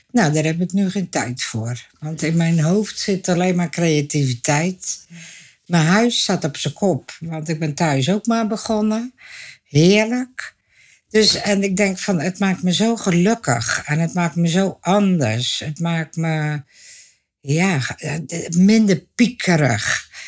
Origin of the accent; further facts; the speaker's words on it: Dordrecht, South Holland, Netherlands; eh, geboren en getogen in Dordrecht, schapenkop dus. Eh, ik ben 71 jaar.